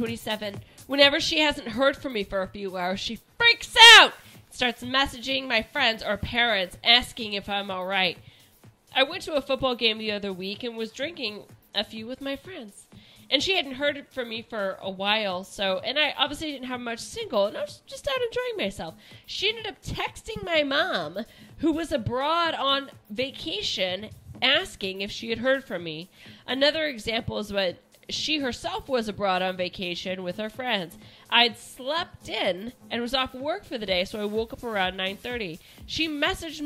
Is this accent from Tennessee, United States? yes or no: no; Kansas, United States; moved away; I was born in Kansas